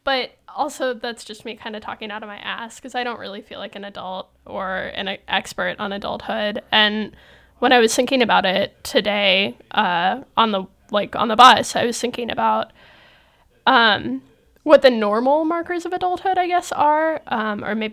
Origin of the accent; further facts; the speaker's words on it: Sacramento, California, United States; moved away as an adult; now in San Francisco, United States; I was from Sacramento